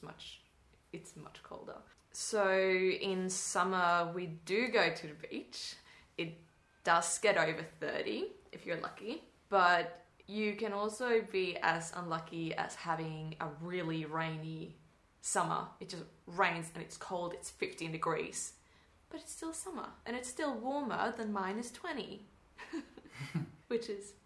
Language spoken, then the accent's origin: English; Sweden; first language Swedish; English is a second language; moved away; we, as Swedes, most of us actually start learning it earlier and earlier in school. I remember when I was a kid, we started learning English in third grade